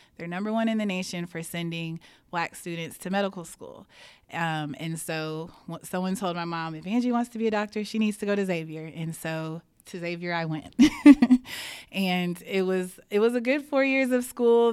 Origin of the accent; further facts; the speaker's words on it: Houston, Texas, United States; I grew up in the Cy Fair School District, and I went to Cy Falls High School